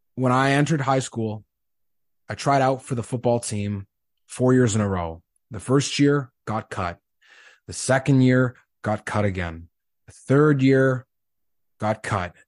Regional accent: Winnipeg, Manitoba, Canada; moved away as an adult; also born or lived in Saskatchewan; Growing up in Winnipeg, you grow up as a Bombers fan

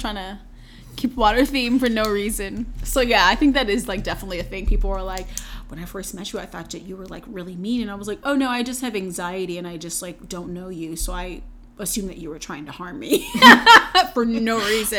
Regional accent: North Carolina, United States; I'm from North Carolina

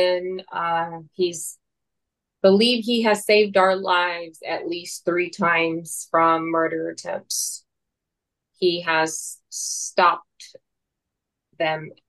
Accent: Mexico; now in United States; I was born in Mexico

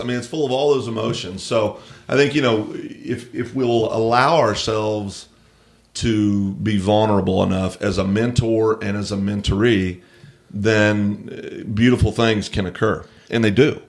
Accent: United States

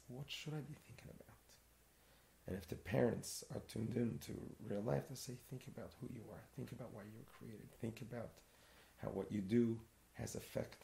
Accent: New York City, New York, United States; growing up in Crown Heights, in Brooklyn, yeshiva world

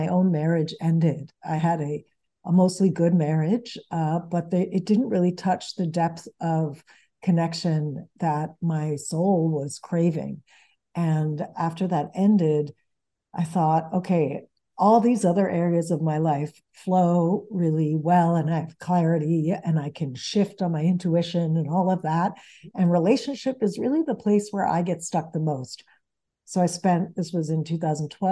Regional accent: United States; English is a second language; also born or lived in New York; Even though I grew up in the United States, mm-hmm. I was going to Venezuela and Sweden every year where the bulk of my family lives. And English was my third language

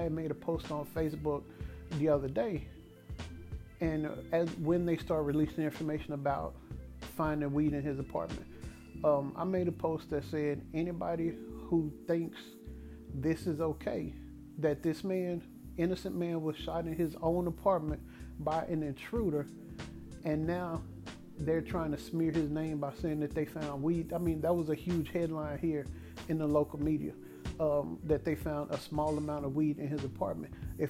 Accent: Dallas, Texas, United States; My hometown Dallas Cowboys

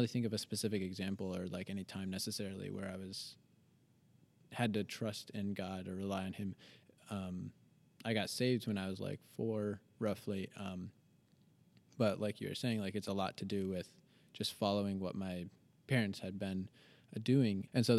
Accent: United States; I grew up in a Christian home. I grew up in America. I went to a small Christian school.

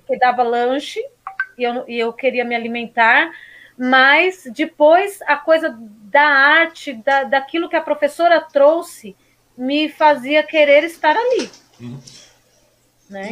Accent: São Paulo, Brazil; also born or lived in Suzano; now in Poá, Brazil; nascida e criada na Zona Leste, em Guaianazes

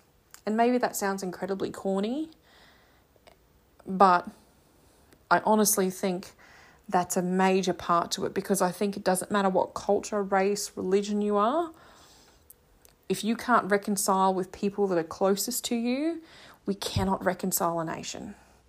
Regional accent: England, United Kingdom; I love being English. I'm proud to be British.

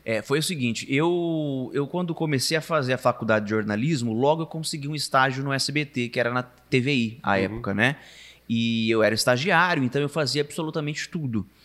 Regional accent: Araçatuba, São Paulo, Brazil; also born or lived in Bauru; now in São Paulo, Brazil; eu vou trabalhar em Aracatuba. É, é, a minha terra, eu vou trabalhar ali. Só que as coisas foram se desenrolando de uma tal forma que quando eu vi, eu fui morar em Bauru, de Bauru fui para São Paulo e tô em São Paulo.

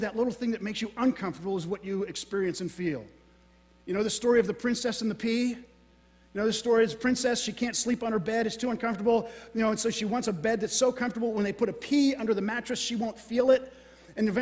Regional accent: Florida, United States; I'm from Florida

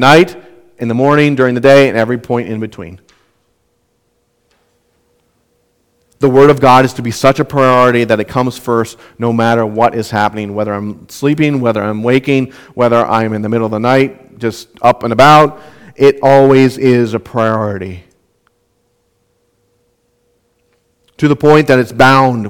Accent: Southwest Minnesota, United States; moved away; where I grew up in Southwest Minnesota

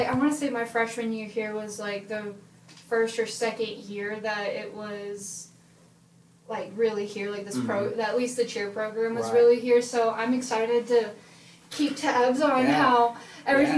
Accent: Texas, United States; moved away; I'm from Texas.

